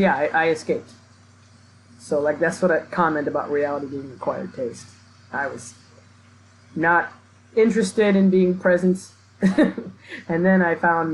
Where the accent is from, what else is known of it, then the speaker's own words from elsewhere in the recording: Milwaukee, Wisconsin, United States; moved away; I grew up in Milwaukee, which is the most segregated city in the country.